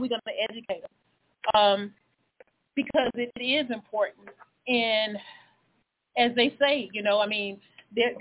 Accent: the South, United States; moved away as an adult; also born or lived in Chicago; growing up in the South

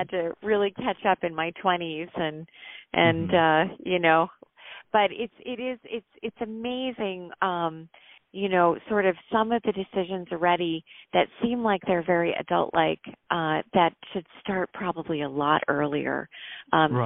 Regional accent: Connecticut, United States; we grew up in Connecticut

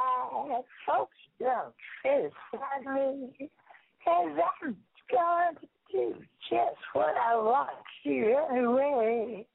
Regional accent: New York, United States; No. I'm from New York. What are you talking about?

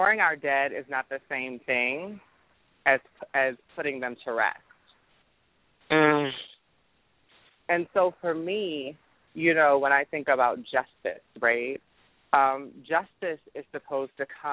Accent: Baltimore, Maryland, United States; I'm from Baltimore.

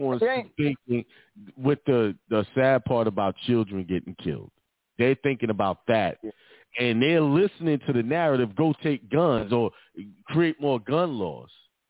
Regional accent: Brooklyn, New York, United States; I grew up in Bedford Stuyvesant in Brooklyn. I went to Boys and Girls High School.

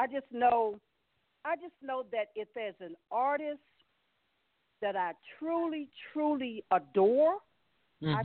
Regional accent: Maryland, United States; from Maryland

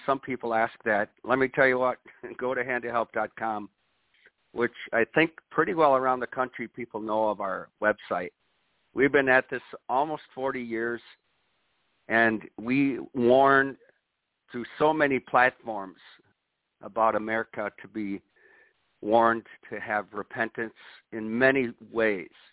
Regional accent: Watertown, Wisconsin, United States; my hometown of Watertown, Wisconsin

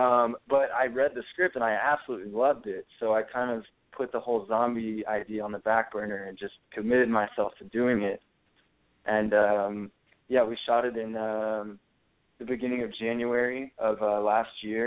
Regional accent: Spring, Texas, United States; moved away as an adult; also born or lived in California; now in Los Angeles, United States; I'm from Houston, Texas originally. I've been in California for about 4 years now. I grew up outside of Houston in a little town called Spring.

